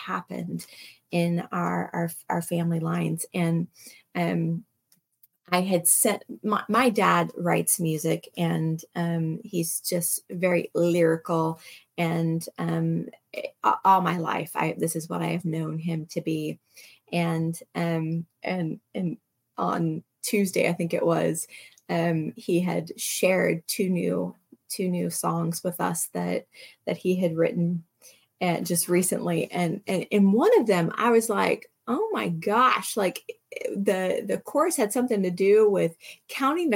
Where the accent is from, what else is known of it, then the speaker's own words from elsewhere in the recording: United States; when you're American